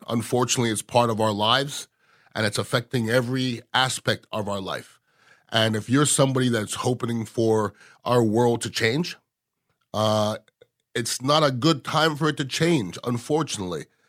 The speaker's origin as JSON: {"language": "English", "country": "Canada", "tie": "born or raised there", "moved": "yes", "lives_now": "United States", "said": "I was born in Canada, but I'm as American as you"}